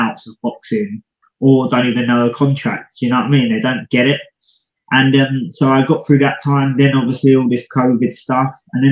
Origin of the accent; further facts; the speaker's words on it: United Kingdom; Being British